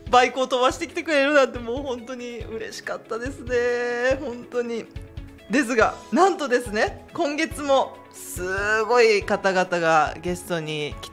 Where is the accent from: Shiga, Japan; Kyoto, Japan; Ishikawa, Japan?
Shiga, Japan; Omihachiman; moved away; 近江八幡市っていうところで生まれ育